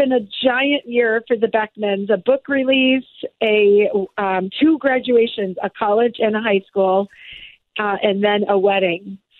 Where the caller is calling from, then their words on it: Albuquerque, New Mexico, United States; Albuquerque, New Mexico.